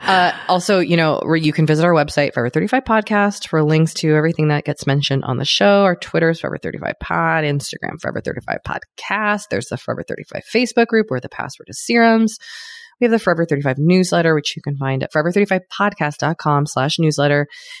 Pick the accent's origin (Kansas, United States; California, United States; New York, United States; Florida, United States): California, United States; Los Angeles; I'm from Los Angeles.